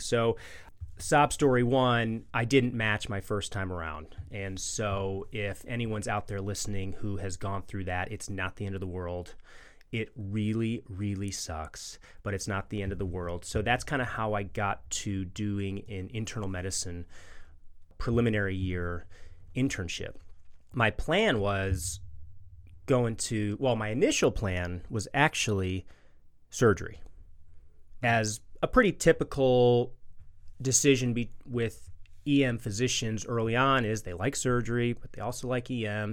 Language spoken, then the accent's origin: English; Chicago, Illinois, United States; moved away as an adult; also born or lived in Kansas City / West Virginia; now in Birmingham, United States; I'm originally from Chicago, born and raised